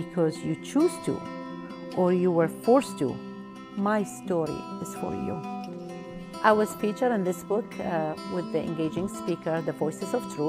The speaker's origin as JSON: {"language": "English", "region": "Kurdistan Region", "country": "Iraq", "moved": "as an adult", "lives_now": "United States", "said": "I'm a transition and leadership coach. I'm originally from Kurdistan, Iraq. I moved to the United States 25 years ago. I am married with two beautiful kids."}